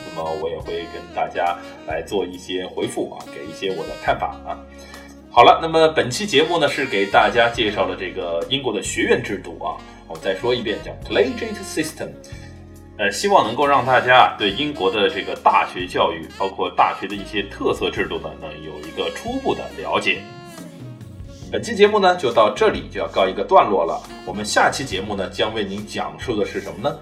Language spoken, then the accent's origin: Chinese; China; 我们中国人民